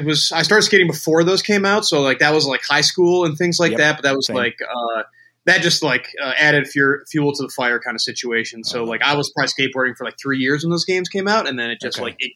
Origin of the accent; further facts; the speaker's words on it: Cincinnati, Ohio, United States; also born or lived in Buffalo, New York; I'm from Buffalo, New York originally, but okay. I've been in Cincinnati most of my life. I moved here when I was 9